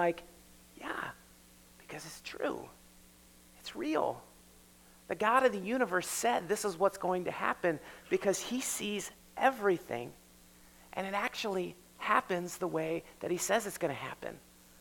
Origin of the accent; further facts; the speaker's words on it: United States; We're Americans, we live here